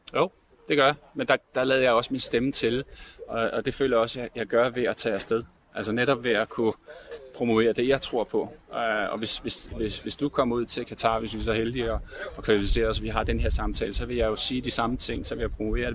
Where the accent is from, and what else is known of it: Denmark